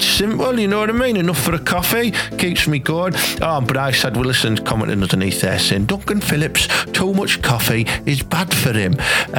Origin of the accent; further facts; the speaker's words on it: Thornaby, North East England, United Kingdom; So yeah, I'm from Thornaby, Brian. I've travelled around a bit, you know what I mean? My accent's changed, and I'm not from Hartlepool.